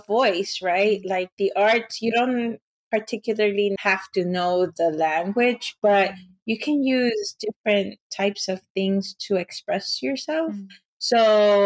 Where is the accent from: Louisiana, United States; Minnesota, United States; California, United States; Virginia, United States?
California, United States; Los Angeles; English is a second language; I was born around Pico Union, but then we moved to East